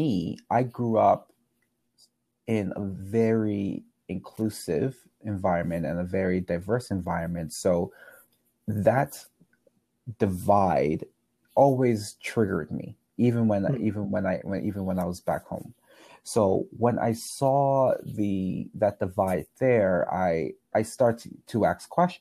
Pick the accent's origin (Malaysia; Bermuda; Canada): Bermuda; I grew up in Bermuda